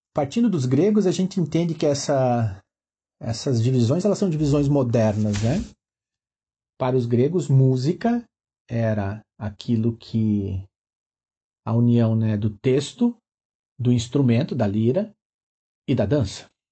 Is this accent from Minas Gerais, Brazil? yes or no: no; Chapecó, Santa Catarina, Brazil; Sou natural de Chapecó, região oeste de Santa Catarina